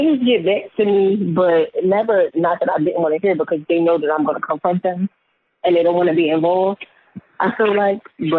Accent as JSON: {"language": "English", "town": "Philadelphia", "region": "Pennsylvania", "country": "United States", "said": "Listen, I'm from Philly, so we get right to it."}